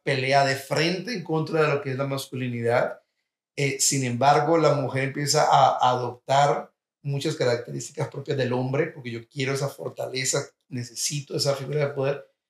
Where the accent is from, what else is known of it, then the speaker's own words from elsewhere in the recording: Colombia; now in United States; Yo como colombiano, cuando llegué a los Estados Unidos